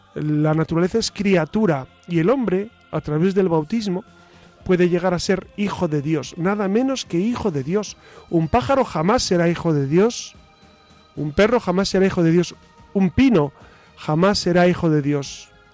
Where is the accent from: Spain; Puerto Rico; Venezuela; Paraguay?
Spain; soy español